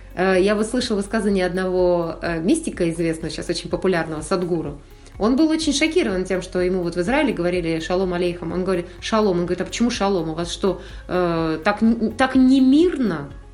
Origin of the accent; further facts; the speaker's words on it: Kazakhstan; родилась в Казахстане и с детства была вот на самом деле благословлена тем